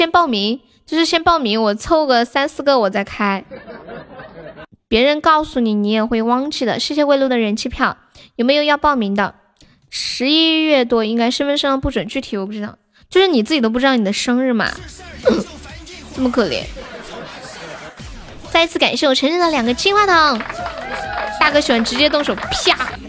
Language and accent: Chinese; Sichuan, China; 对，我是四川的。